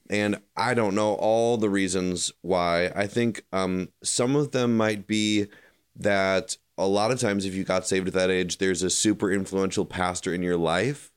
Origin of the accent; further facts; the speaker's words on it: Chicago suburbs, Illinois, United States; now in Kentucky, United States; I grew up in the Chicago suburbs